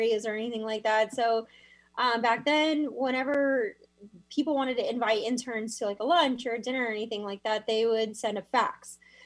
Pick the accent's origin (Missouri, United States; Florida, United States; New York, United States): Florida, United States; Miami; moved away as an adult; also born or lived in Sarasota, Florida; now in Washington, United States; I was born in Miami, Florida, and Florida kid. So both my parents raised me there